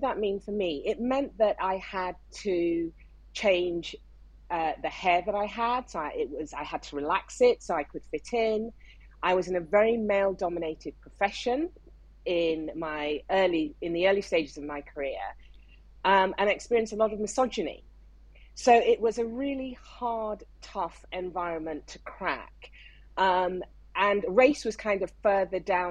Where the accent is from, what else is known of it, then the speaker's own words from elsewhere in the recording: Nigeria; moved away as an adult; now in United Kingdom; I grew up in Nigeria. Even though I was born in the UK, my family left when I was 5, and I did all my education right up to university degree in Nigeria.